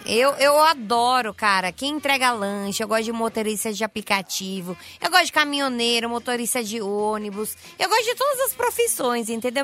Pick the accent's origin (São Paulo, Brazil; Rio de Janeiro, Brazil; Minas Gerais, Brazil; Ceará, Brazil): São Paulo, Brazil; Guarulhos; Eu sou de Guarulhos, aqui em São Paulo